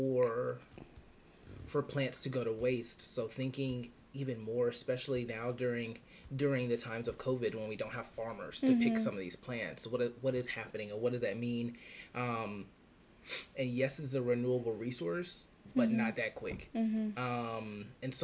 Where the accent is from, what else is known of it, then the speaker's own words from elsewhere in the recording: South Carolina, United States; I'm from the middle of nowhere, South Carolina